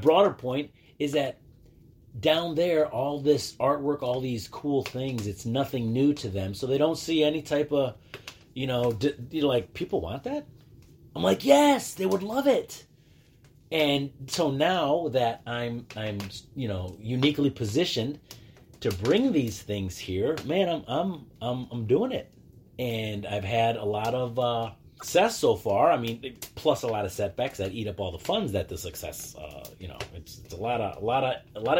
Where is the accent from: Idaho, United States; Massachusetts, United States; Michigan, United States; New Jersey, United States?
Michigan, United States; Dearborn; moved away as an adult; also born or lived in Texas / Zacatecas, Mexico; now in Mexico; I'm from Dearborn, you know, east side till